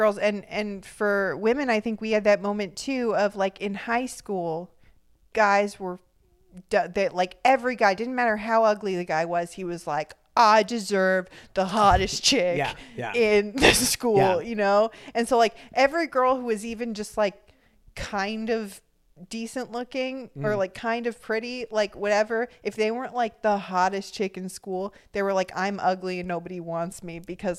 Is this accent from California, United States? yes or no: yes; Orange County, California, United States; maybe that was just where I grew up in Orange County.